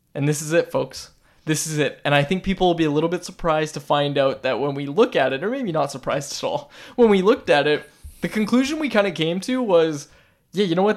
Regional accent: Vancouver, British Columbia, Canada; I'm, I'm from Vancouver.

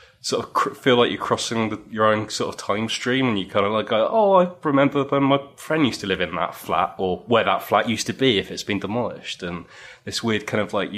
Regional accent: Chichester, South East England, United Kingdom; now in London, United Kingdom; I grew up in Chichester on the south coast

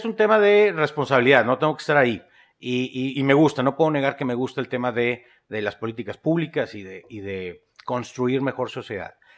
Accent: northern Mexico, Mexico; empiezo yo como cualquier norteño en México, emprendiendo negocitos

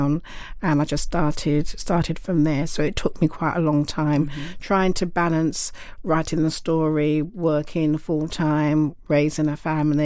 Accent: London, United Kingdom; Growing up in Canning Town, we were surrounded by lots of Jamaican families

